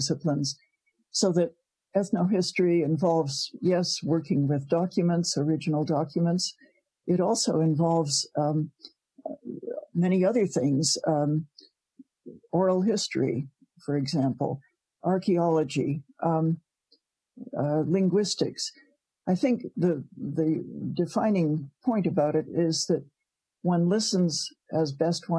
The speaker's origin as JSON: {"language": "English", "town": "Providence", "region": "Rhode Island", "country": "United States", "tie": "born or raised there", "moved": "as an adult", "lives_now": "Canada", "said": "I was born in Providence, Rhode Island."}